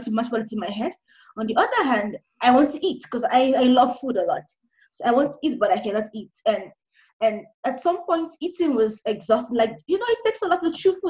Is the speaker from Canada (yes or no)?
no; Nigeria; now in Kenya; now I'm Nigerian. I'm currently in Kenya alone